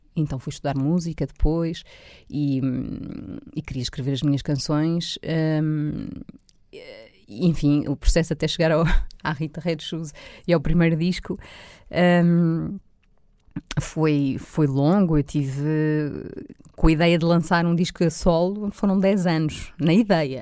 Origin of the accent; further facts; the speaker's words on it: Loures, Lisbon, Portugal; estudei também uh, em Louros, portanto, que foi onde eu cresci